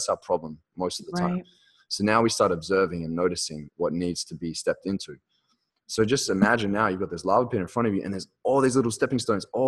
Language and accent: English; Australia; I'm speaking in Aussie right here, talking meters instead of feet.